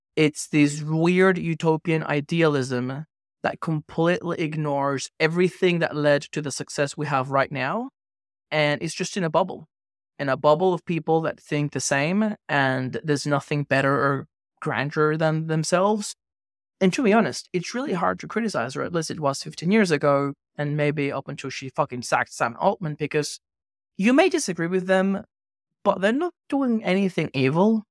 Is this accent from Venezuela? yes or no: yes; Venezuela; moved away; also born or lived in Australia; I grew up in Venezuela, and I studied law in Australia